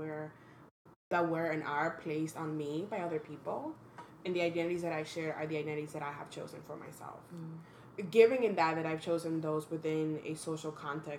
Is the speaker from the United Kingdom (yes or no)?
no; Dominican Republic; English is a second language; also born or lived in Washington Heights, New York; now in New York, United States; I was born and raised in the Dominican Republic